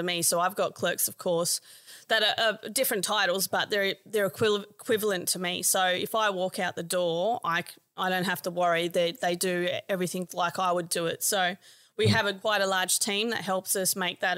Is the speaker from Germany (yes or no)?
no; Adelaide, South Australia, Australia; moved away; I'm actually originally from Adelaide